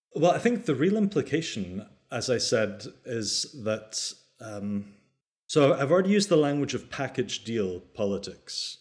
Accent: the Highlands, Scotland, United Kingdom; also born or lived in Aberdeen; I grew up in the, in the Highlands, up in the north of Scotland.

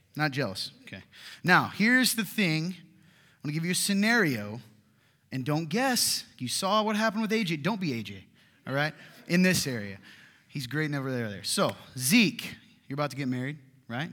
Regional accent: the South, United States; I'm from the South

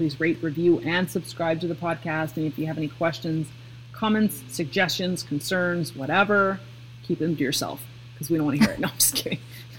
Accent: Pacific Northwest, United States; Cause like I come from the Pacific Northwest and I'm used to like hurricane gales

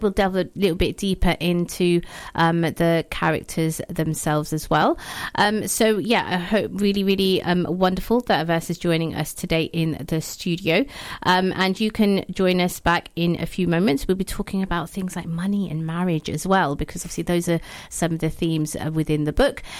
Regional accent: Pakistan; now in United Kingdom; as a Pakistani woman myself, that's, so, I, especially, I guess, um, living in the U K

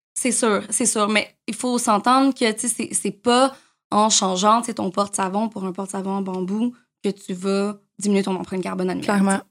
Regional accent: Montreal, Quebec, Canada; j'ai grandi à Montréal

